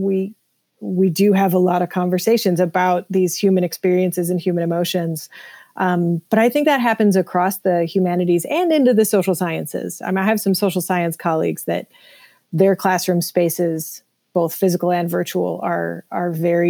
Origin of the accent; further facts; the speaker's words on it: Chicago, Illinois, United States; I'm from the South Side